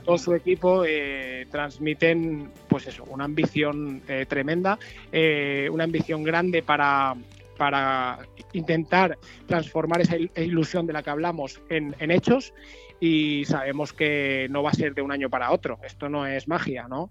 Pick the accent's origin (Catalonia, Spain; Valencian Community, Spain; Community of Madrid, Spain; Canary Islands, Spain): Valencian Community, Spain; La Pobla de Vallbona; moved away as an adult; also born or lived in Benidorm; now in La Nucía, Spain; Soy de Valencia, un pueblecito de la Pola de Baibona, pero me afinqué en la Nucía.